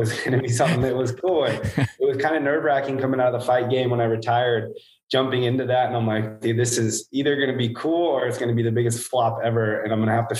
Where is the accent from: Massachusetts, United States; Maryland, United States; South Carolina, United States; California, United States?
California, United States; Hanford; I'm from Hanford, California, basically the armpit of California